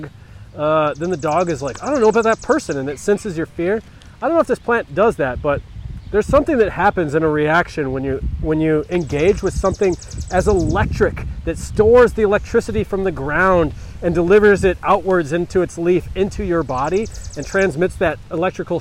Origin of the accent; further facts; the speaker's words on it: United States; I'm an American.